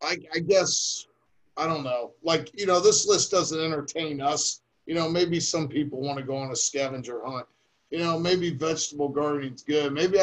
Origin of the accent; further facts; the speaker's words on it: Akron, Ohio, United States; I grew up in Akron